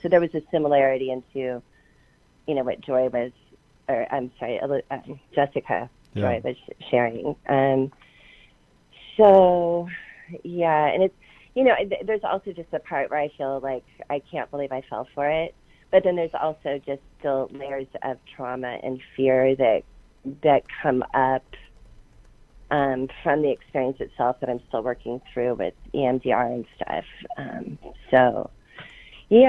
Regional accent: Portland, Oregon, United States; moved away; I grew up in Portland, third generation Portlander

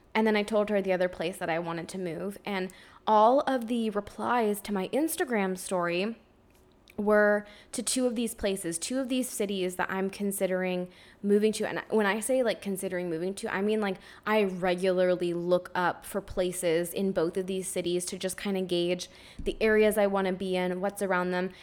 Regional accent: Ontario, Canada; now in Quebec, Canada; I'm from Ontario originally

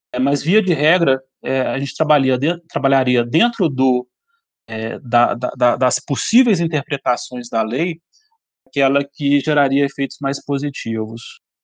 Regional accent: Belo Horizonte, Minas Gerais, Brazil; now in Brasília, Brazil; eu sou de Belo Horizonte

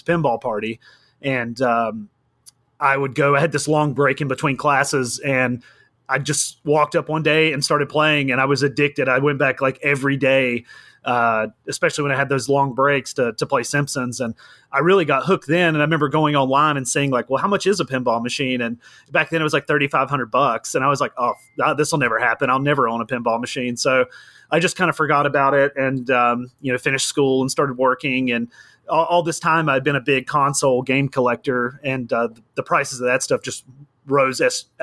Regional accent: North Carolina, United States; North Carolina.

